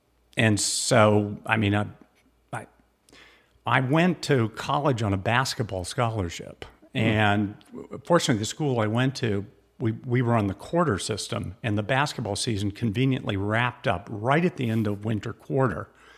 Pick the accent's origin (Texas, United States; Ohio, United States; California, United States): California, United States; I grew up in Southern California.